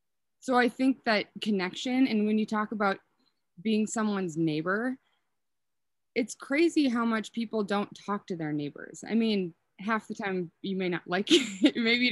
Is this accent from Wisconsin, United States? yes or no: no; Willmar, Minnesota, United States; accent: Minnesotan; now in Sandpoint, United States; I don't think I have a strong Minnesotan accent. So I'm from Wilmer, and then I graduated from my first undergraduate degree from the U of M.